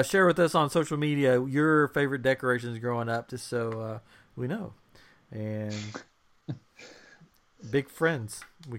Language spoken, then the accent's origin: English; East Tennessee, United States; we grew up in East Tennessee, the mountains of East Tennessee.